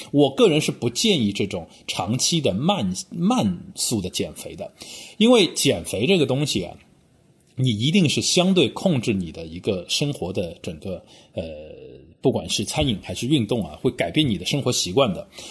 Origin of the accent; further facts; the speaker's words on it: Shanghai, China; now in London, United Kingdom; 我们上海话叫